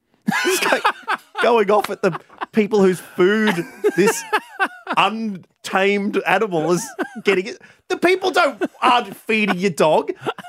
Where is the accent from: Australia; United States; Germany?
Australia; We don't speak the same language. I'm from Australia. She's from Japan.